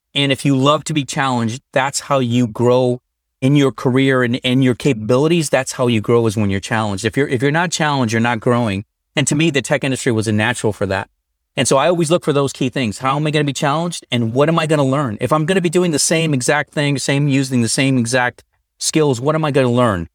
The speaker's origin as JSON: {"language": "English", "region": "Northern Colorado", "country": "United States", "tie": "born or raised there", "moved": "as an adult", "lives_now": "San Francisco Bay Area, United States", "said": "I was born and raised in Northern Colorado"}